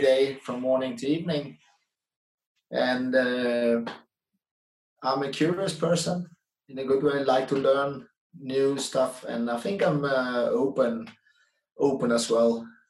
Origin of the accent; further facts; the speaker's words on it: Netherlands; English is a second language; moved away as an adult; also born or lived in Denmark; now in Sweden; I'm from the Netherlands